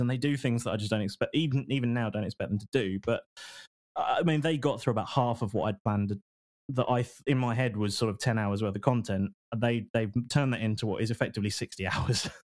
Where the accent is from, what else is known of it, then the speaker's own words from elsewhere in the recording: United Kingdom; we're all British guys